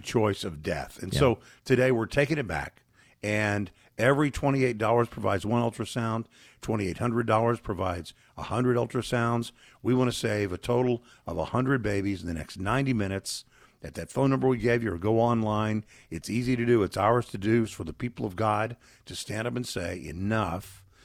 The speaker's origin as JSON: {"language": "English", "region": "Texas", "country": "United States", "tie": "born or raised there", "said": "Texas, my home state"}